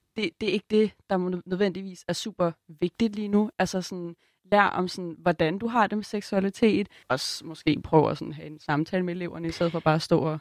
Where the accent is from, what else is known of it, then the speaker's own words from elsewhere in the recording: Copenhagen, Capital Region of Denmark, Denmark; Jeg er vokset op på Christiania i København.